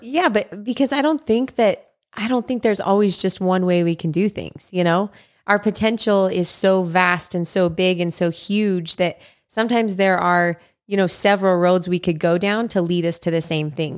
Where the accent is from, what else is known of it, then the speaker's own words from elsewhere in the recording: Utah, United States; moved away as an adult; now in Hawaii, United States; live, you know, in my hometown with my family and raising kids